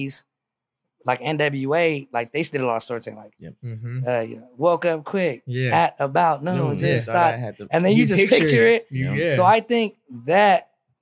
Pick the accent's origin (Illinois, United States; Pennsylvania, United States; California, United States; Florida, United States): California, United States; Merced; born or raised there